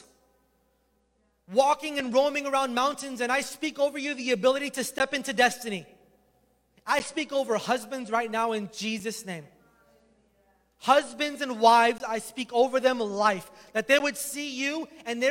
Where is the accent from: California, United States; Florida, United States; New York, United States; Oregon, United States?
Florida, United States; moved away; I'm from Florida